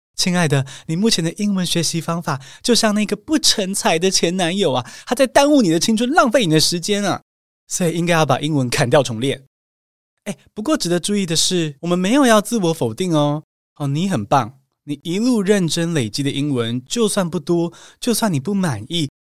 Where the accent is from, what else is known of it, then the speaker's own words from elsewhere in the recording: Taiwan; 更多土生土长的台湾学生